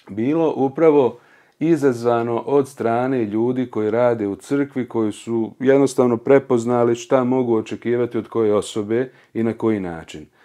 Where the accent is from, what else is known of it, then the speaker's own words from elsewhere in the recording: Prijedor, Republika Srpska, Bosnia & Herzegovina; sa ovom godinom sam napunio evo, već 40 godina, porijeklom sam iz Prijedora, iz porodice ljudi koji su sa majčine strane uglavnom svi prosvjetni radnici.